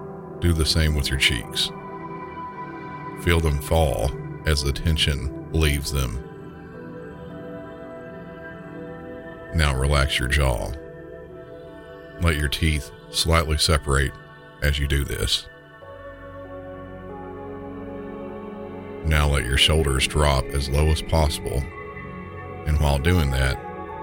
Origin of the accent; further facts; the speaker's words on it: Southern United States, United States; accent: Southern; in my normal Southern accent